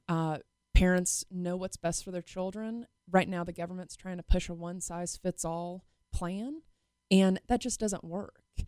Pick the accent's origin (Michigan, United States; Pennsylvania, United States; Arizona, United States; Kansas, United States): Kansas, United States; Wichita; I'm born and raised in Wichita.